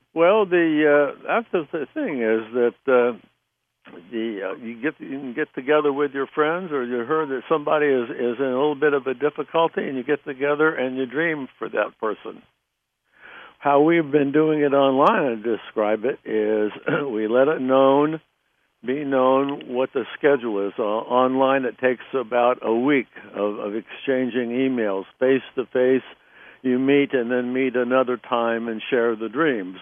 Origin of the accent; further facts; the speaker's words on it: Southern California, United States; moved away as an adult; also born or lived in New Jersey; I was from Southern California